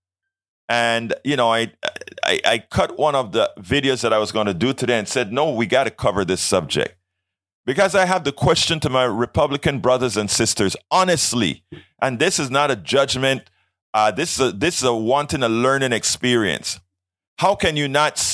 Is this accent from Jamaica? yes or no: no; Panama; I am from Panama